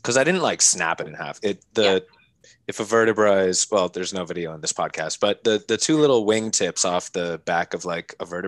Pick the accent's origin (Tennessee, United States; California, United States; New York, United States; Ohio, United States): California, United States; Palo Alto; also born or lived in San Francisco; now in Los Angeles, United States; I was born in San Francisco, and then I grew up in Palo Alto